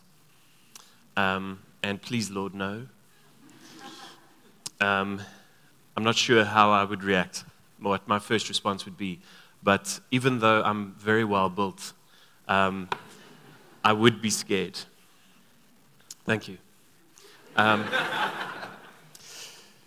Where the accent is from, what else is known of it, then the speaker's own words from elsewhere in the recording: Free State, South Africa; Both him and I grew up in the Free State.